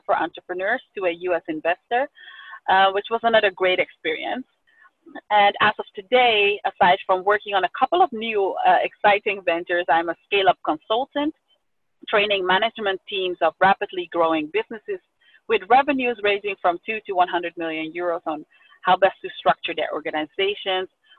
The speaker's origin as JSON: {"language": "English", "town": "Amsterdam", "region": "North Holland", "country": "Netherlands", "tie": "born or raised there", "said": "I was born and raised in Amsterdam, the Netherlands, to my Ghanaian father and Suriname mother"}